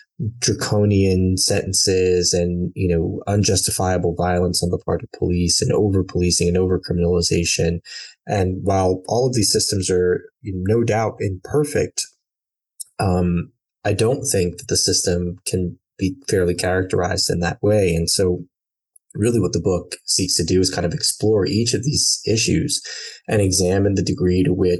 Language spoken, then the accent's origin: English; New York, United States; also born or lived in Brooklyn / Long Island; I am born and raised in New York, originally from Brooklyn, born in the mid-80s, so lived in Brooklyn through the end of the 80s into the mid-90s when my family decided to move out to Long Island